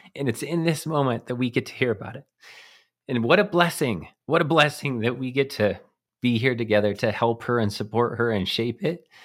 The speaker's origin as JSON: {"language": "English", "region": "eastern plains of Colorado", "country": "United States", "tie": "born or raised there", "said": "I grew up in Colorado on the eastern plains in a small town."}